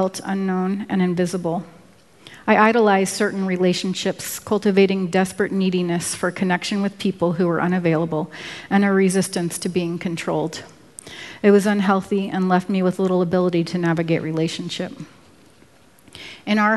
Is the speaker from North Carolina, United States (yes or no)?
no; Washington, District of Columbia, United States; moved away as an adult; also born or lived in Virginia / Oregon; I was born in Washington, D.C.